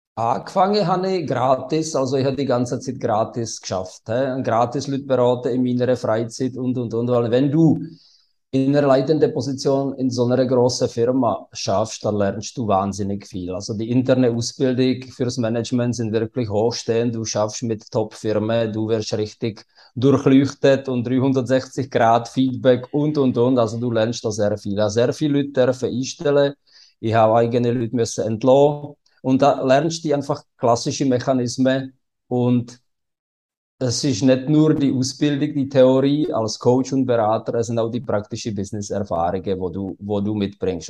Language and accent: German; České Budějovice, South Bohemian Region, Czechia; German is a second language; moved away as an adult; now in Switzerland; ich komme aus Südböhmen in Budweis und das ist nahe von der österreichischen Grenze